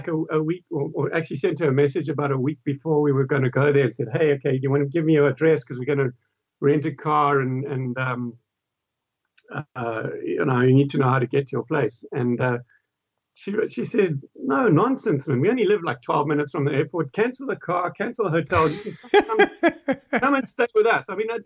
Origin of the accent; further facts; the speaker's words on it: South Africa; I'm also South African.